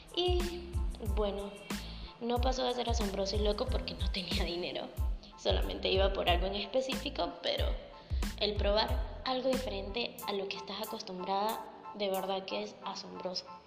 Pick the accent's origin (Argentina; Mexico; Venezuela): Venezuela; moved away as an adult; also born or lived in Colombia; soy venezolana